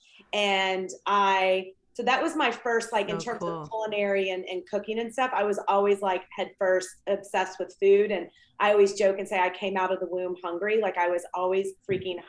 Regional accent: Atlanta, Georgia, United States; moved away as an adult; also born or lived in Ohio / Southern California; now in Los Angeles, United States; I grew up in the South in Atlanta. I'm from Georgia. I'm a Southern girl

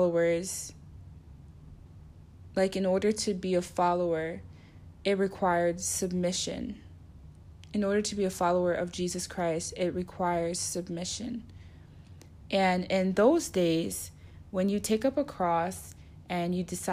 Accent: United States; I'm from America

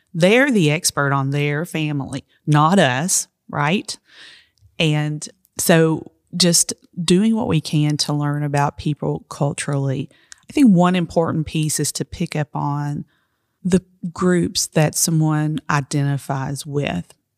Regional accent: Appalachia, United States; I'm Appalachian

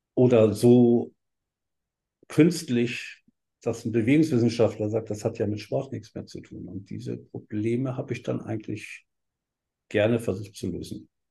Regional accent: Hamburg, Germany; moved away as an adult; also born or lived in Berlin / Heidelberg; ich bin ja in Hamburg groß geworden und in Berlin auch viel gewesen

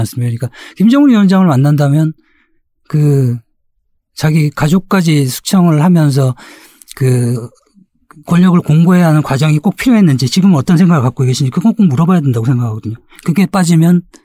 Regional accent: South Korea; 저도 한국 사람이기 때문에

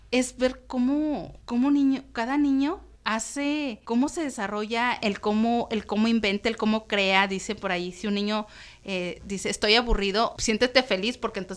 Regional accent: Querétaro, Mexico; now in Tijuana, Mexico; que no solamente son tijuanenses, así como yo que llegué de Querétaro, pues hay de toda la República.

